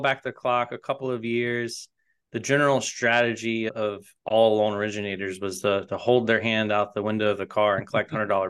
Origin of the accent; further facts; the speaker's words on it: Raleigh, North Carolina, United States; moved away as an adult; also born or lived in Wilmington; now in Nashville, United States; I'm originally from North Carolina, was born in Wilmington, raised in Raleigh, and I came to Nashville about 10 or 15 years ago now, chasing music.